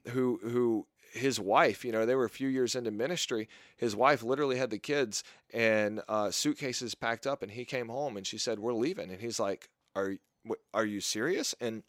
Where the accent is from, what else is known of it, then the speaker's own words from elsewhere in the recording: Southern US, United States; And a lot of people that I grew up with, and maybe this is because I grew up in the South, were burned by those types of churches.